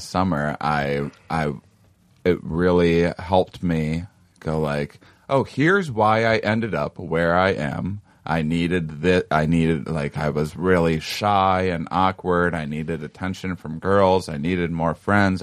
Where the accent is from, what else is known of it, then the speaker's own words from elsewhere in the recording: Midwest, United States; I'm from the Midwest